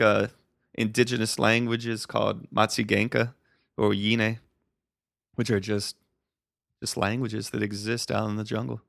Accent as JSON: {"language": "English", "region": "Colorado", "country": "United States", "tie": "born or raised there", "also_born_or_lived": "Arizona / Costa Rica", "moved": "as an adult", "said": "I grew up in Colorado"}